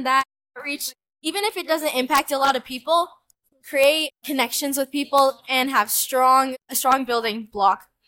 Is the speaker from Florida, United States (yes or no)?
no; Austin, Texas, United States; We're from Austin, Texas